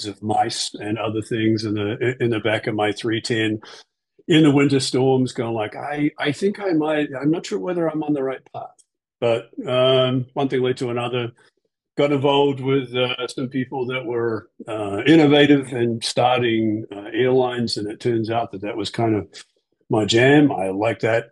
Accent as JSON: {"language": "English", "country": "New Zealand", "moved": "yes", "lives_now": "United States", "said": "So I'm from New Zealand"}